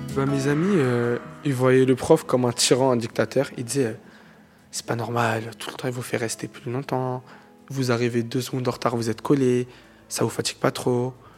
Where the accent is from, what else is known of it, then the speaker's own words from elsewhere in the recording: Drancy, Île-de-France, France; also born or lived in Aubervilliers; Je suis né à Aubervilliers, mais j'ai grandi à Drancy